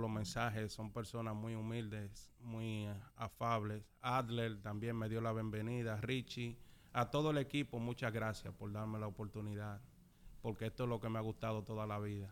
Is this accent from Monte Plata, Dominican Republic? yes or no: no; Santo Domingo, Distrito Nacional, Dominican Republic; now in United States; Soy de Santo Domingo, de la capital